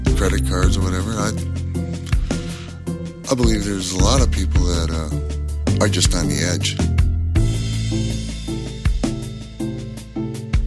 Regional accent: St. Paul, Minnesota, United States; I'm from St. Paul, Minnesota. I was born here.

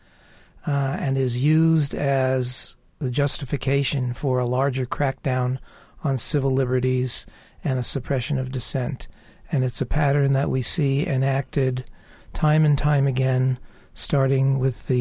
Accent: United States; as an American

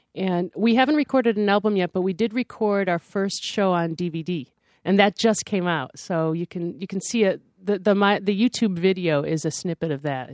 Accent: Syracuse, New York, United States; when I was growing up in Syracuse

